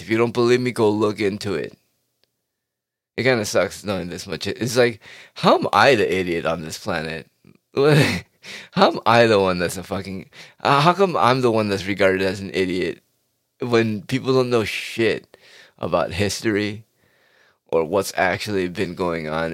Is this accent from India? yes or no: no; United States; as an American person